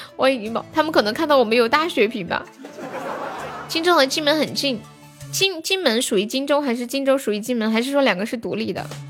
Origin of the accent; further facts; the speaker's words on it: Sichuan, China; accent: Sichuanese; 我们四川话说 Happy 是这么说的